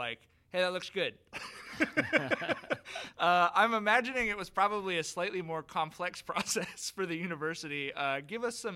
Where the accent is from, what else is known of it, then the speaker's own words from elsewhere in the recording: Long Beach, California, United States; when I was growing up in Long Beach